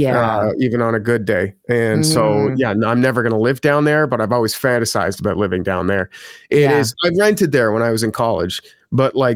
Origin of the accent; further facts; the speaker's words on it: Ottawa, Ontario, Canada; moved away as an adult; also born or lived in Toronto; my hometown of Ottawa.